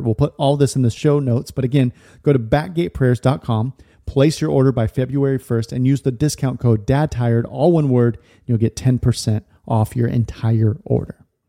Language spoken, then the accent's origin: English; California, United States; I grew up in California